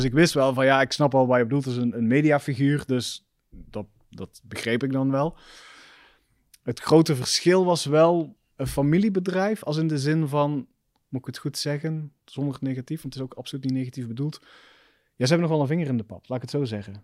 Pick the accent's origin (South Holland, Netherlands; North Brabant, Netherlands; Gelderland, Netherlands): North Brabant, Netherlands; Roosendaal; accent: Belgian tinge; moved away as an adult; also born or lived in Belgium / Amsterdam; ik ben gewoon opgegroeid in Roosendaal